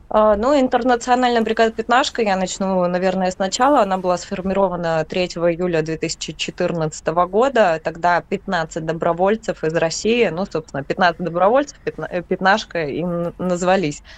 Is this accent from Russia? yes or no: no; Donetsk Oblast, Ukraine; так как я сама отсюда, э, я из Донецкой области